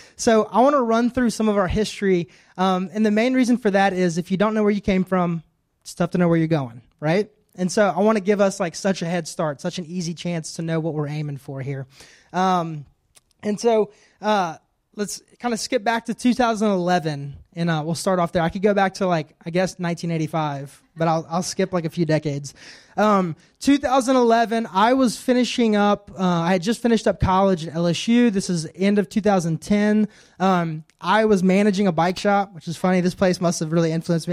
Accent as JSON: {"language": "English", "town": "Shenandoah", "country": "United States", "tie": "born or raised there", "said": "I grew up in Shenandoah from the age of, like, third grade"}